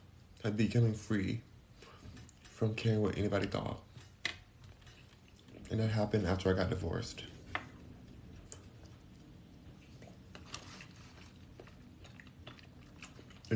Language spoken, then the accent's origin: English; California, United States; now in Houston, United States; I'm from California